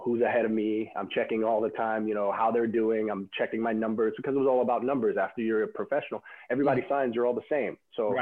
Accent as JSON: {"language": "English", "town": "New York City", "region": "New York", "country": "United States", "tie": "born or raised there", "said": "a kid growing up in Brooklyn, who's a Mets fan"}